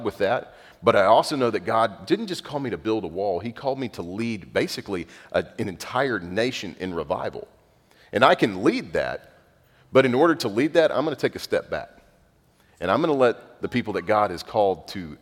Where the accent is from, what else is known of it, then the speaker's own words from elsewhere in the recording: North Zulch, Texas, United States; I'm from North Zulch, Texas